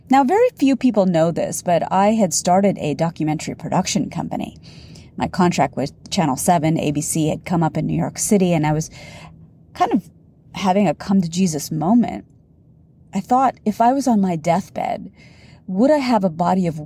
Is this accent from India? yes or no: yes; India; Now, in the beginning of my business, my demographic was largely Indian women. I'm Indian.